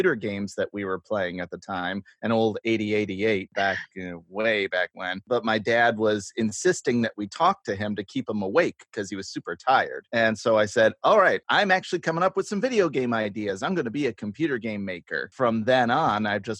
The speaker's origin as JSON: {"language": "English", "town": "Greene", "region": "New York", "country": "United States", "lives_now": "Binghamton, United States", "said": "I'm from Green, one county over"}